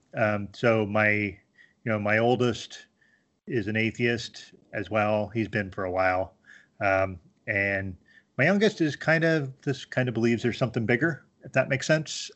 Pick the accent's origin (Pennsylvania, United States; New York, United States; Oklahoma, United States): Pennsylvania, United States; rural; moved away as an adult; also born or lived in Miami, Florida / Harrisburg, Pennsylvania / Scranton, Pennsylvania; now in Binghamton, United States; my formative years were in, uh, very rural P